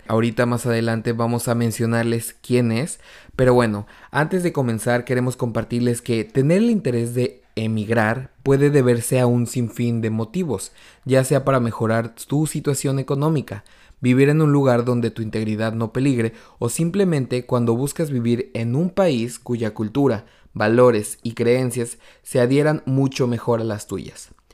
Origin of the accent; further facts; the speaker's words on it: Mexico; moved away as an adult; now in Canada; yo soy mexicano